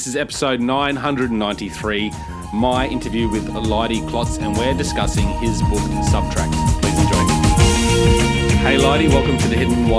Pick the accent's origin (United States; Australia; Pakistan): Australia; As an Aussie without much snow here, I grew up in a humid tropical climate